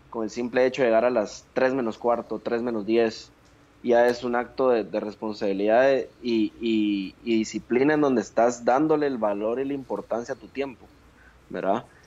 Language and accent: Spanish; Guatemala; moved away as an adult